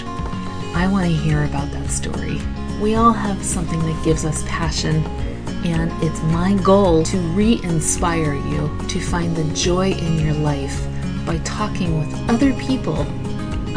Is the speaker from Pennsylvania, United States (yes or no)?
yes; Pennsylvania, United States; As someone from Pennsylvania